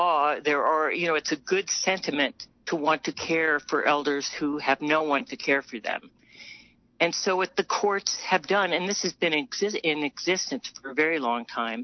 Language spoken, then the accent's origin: English; New Mexico, United States; I'm from New Mexico.